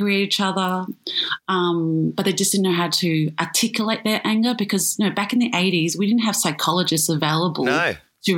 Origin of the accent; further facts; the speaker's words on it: Springvale, Victoria, Australia; also born or lived in Cheltenham; I grew up in Springvale, which is predominantly Asian, Vietnamese